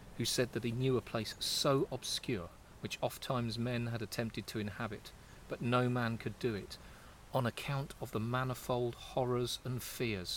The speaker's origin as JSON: {"language": "English", "area": "the Fens", "region": "East of England", "country": "United Kingdom", "tie": "born or raised there", "said": "I was raised in the Fens"}